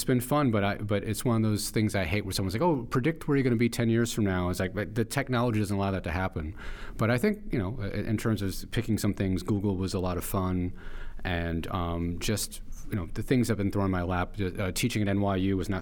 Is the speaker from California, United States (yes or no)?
no; New York City, New York, United States; I grew up in Chelsea, in Manhattan